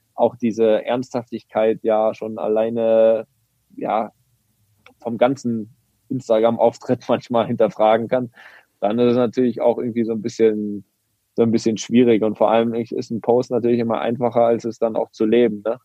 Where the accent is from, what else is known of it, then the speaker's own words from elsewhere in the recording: Greifswald, Mecklenburg-Vorpommern, Germany; moved away; in Greifswald in meiner Heimat